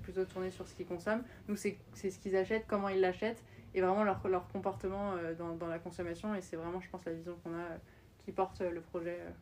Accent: France; moved away as an adult; also born or lived in Austin, Texas, United States / New York, United States; j'ai collège, lycée jusqu'à mon bac en France

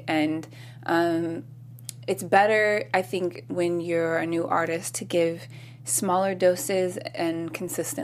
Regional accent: Long Beach, California, United States; I'm originally from Long Beach

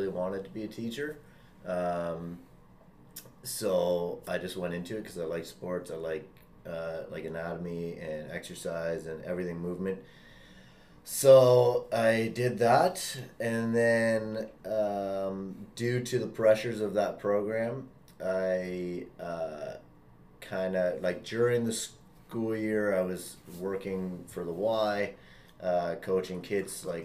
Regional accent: Ottawa, Ontario, Canada; also born or lived in Sudbury / Barrie; I am from Ottawa

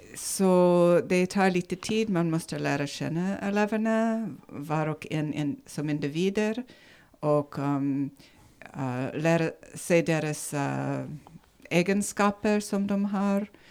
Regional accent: Nevada, United States; Swedish is a second language; moved away as an adult; now in Sigtuna, Sweden; från ursprungligen från USA, Nevada i USA

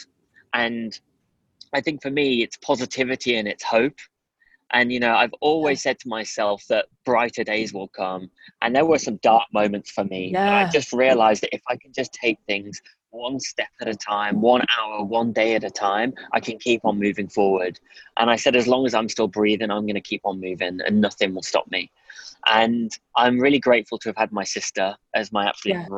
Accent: Durham, North East England, United Kingdom; also born or lived in the Midlands; I kind of moved from the Midlands up to Durham

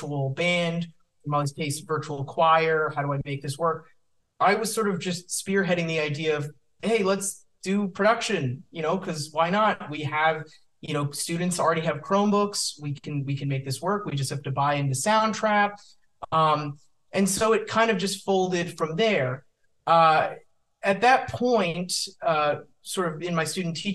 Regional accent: Santa Monica, California, United States; I grew up in Santa Monica at Santa Monica High School

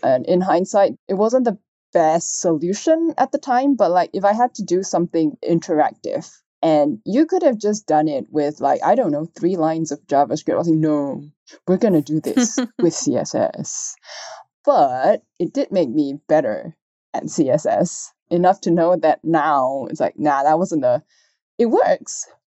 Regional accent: Malaysia; I'm Chinese, if you can tell from my name, and so I, I grew up in Malaysia

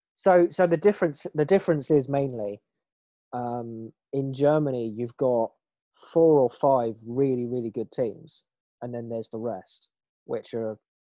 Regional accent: England, United Kingdom; we are English

